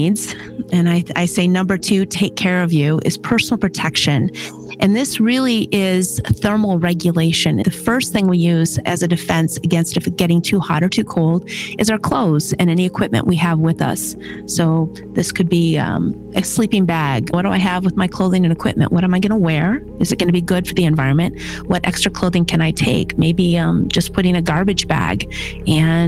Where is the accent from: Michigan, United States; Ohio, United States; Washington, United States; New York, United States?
Michigan, United States; moved away as an adult; I'm originally from Michigan, and at 18, I joined the military